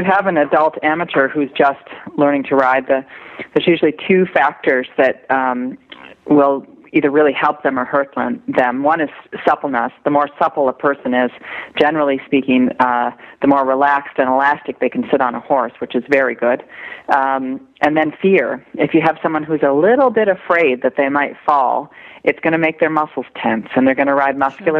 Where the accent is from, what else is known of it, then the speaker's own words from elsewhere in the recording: Michigan, United States; In Michigan.